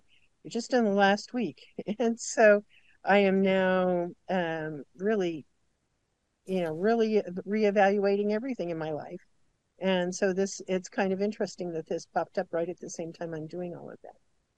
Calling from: South Dakota, United States; I'm in South Dakota.

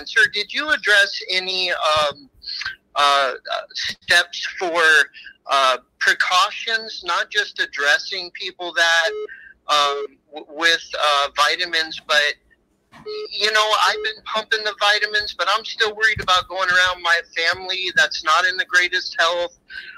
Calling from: Alaska, United States; I'm calling from Alaska.

